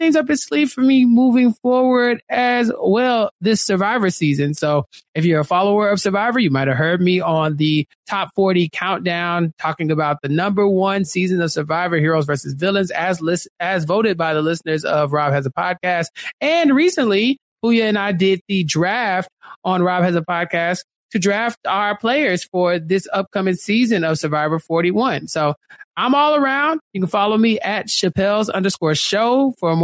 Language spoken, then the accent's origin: English; United States; I'm an American